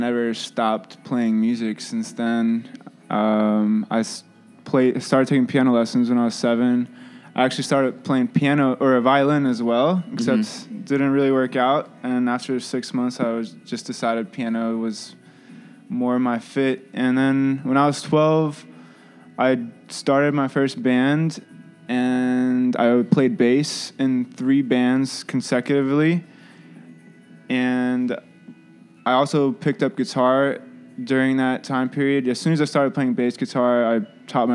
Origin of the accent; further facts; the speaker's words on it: Louisville, Kentucky, United States; moved away as an adult; now in Chicago, United States; I grew up in Louisville, Kentucky